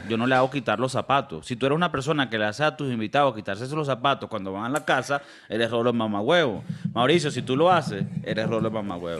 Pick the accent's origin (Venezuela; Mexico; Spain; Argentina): Venezuela; Valencia, Carabobo; Yo soy de Valencia